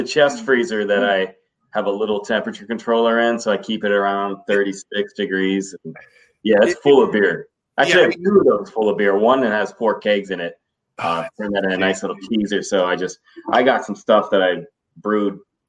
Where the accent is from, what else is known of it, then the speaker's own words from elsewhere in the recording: Boardman, Ohio, United States; also born or lived in Canfield, Ohio / Newton Falls, Ohio; Boardman, Canfield. Lived all around, like North Side, South Side. Newton Falls for 1 year.